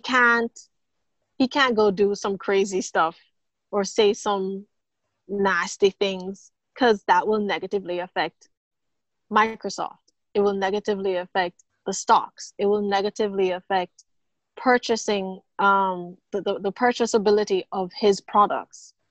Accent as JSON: {"language": "English", "country": "Jamaica", "tie": "born or raised there", "also_born_or_lived": "Fort Lauderdale, United States", "moved": "as an adult", "lives_now": "Bahamas", "said": "born and raised in Jamaica"}